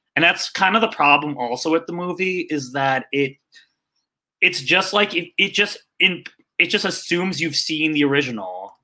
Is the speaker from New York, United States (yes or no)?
yes; Jericho, New York, United States; now in Tucson, United States; I'm originally from New York, but I live in Tucson, Arizona.